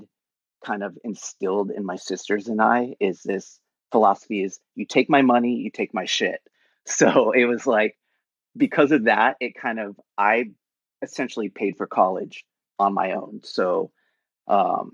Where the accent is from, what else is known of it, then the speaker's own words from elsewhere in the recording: San Jose, California, United States; now in Santa Monica, United States; I was born in San Jose, California